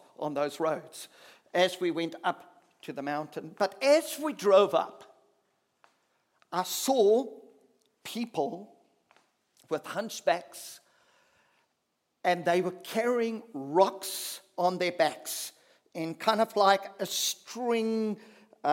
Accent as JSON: {"language": "English", "country": "South Africa", "said": "as a South African person"}